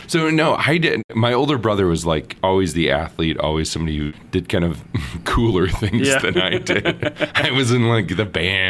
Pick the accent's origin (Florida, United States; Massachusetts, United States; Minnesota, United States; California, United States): Minnesota, United States; St. Paul; I grew up in St. Paul, Minnesota, and I have two siblings, an older brother and a younger sister. And a great place to grow up, Minnesota, and I went to Catholic schools all my life, so grade school and high school